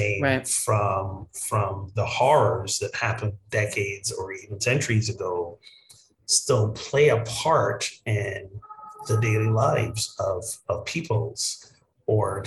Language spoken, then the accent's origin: English; Barbados; moved away; my home country of Barbados